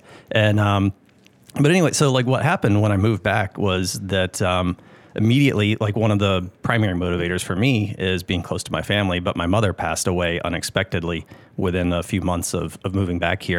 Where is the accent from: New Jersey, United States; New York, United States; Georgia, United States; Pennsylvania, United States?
Georgia, United States; Augusta; moved away as an adult; also born or lived in California; I am from Augusta.